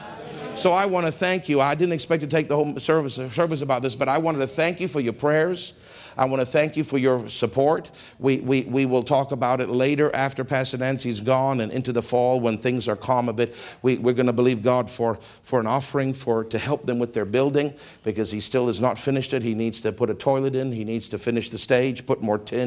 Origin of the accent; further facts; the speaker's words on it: South Africa; I'm from South Africa